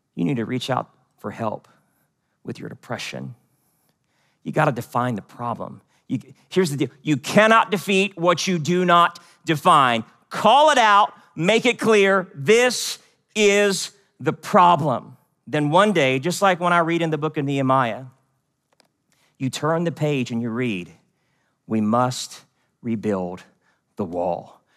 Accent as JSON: {"language": "English", "region": "West Virginia", "country": "United States", "tie": "born or raised there", "also_born_or_lived": "Seoul, South Korea", "said": "I was born in Seoul, South Korea, but I grew up in West Virginia."}